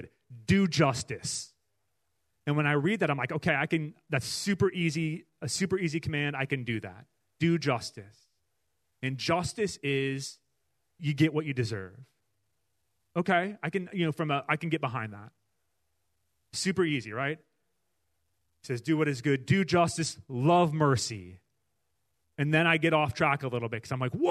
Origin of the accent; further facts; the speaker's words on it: Iowa City, Iowa, United States; we grew up in Iowa. We grew up close to the University of Iowa campus